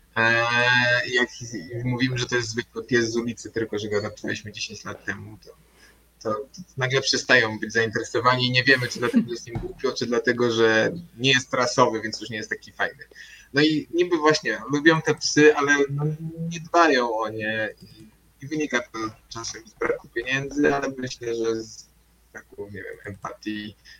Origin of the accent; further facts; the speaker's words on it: Warsaw, Masovian Voivodeship, Poland; pochodzimy z Warszawy